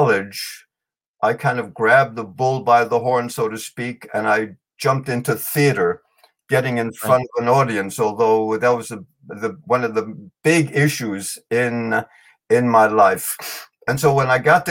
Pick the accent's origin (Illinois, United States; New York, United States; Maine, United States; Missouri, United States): New York, United States; New York City; first language German; English is a second language; moved away as an adult; also born or lived in Germany; now in New Vrindaban, United States; I was born in Germany, and I came to America with my parents at the age of five. I grew up in New York City